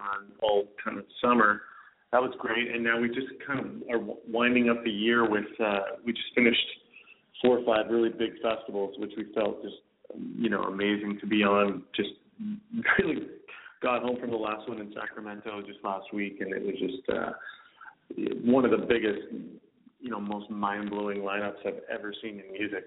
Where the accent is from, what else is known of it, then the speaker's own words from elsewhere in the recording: Vancouver, British Columbia, Canada; Vancouver, my hometown here is such an amazing uh culinary city